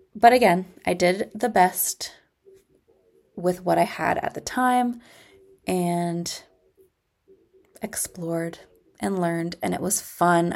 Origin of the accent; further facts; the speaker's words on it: Ontario, Canada; I am from Ontario, Canada